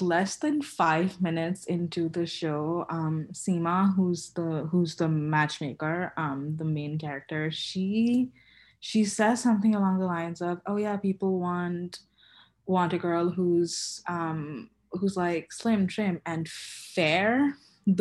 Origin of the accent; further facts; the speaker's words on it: Kolkata, West Bengal, India; moved away as an adult; I've only been back once, been home once since I moved here, and home is India, Calcutta